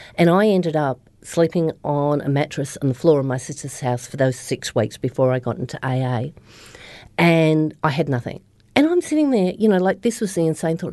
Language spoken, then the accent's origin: English; Australia; moved away as an adult; also born or lived in Melbourne, Australia; now in New Zealand; originally I'm from Australia, so I'm from the Upper Murray, which is the start of the Murray River, um, in the snowy mountains. And so I grew up there